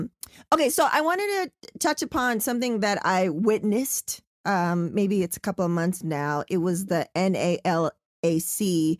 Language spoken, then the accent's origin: English; San Diego, California, United States; now in Los Angeles, United States; I live in LA and I'm from San Diego, so SoCal, right?